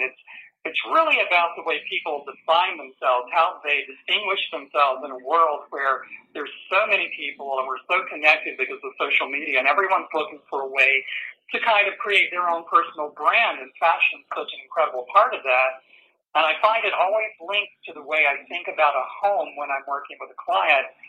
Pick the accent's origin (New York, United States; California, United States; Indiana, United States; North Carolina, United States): North Carolina, United States; Winston-Salem; now in Richmond, United States; I grew up down in North Carolina in uh, Winston-Salem, which is obviously a few miles from High Point.